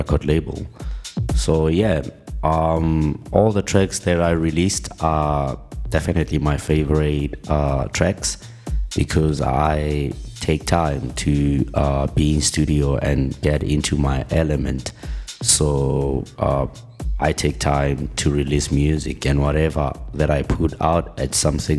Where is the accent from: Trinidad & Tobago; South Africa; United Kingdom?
South Africa; Pretoria, Gauteng; I was born and raised in Pretoria.